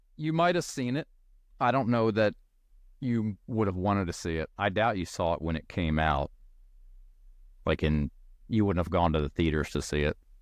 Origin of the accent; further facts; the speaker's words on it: Maryland, United States; I'm also from Maryland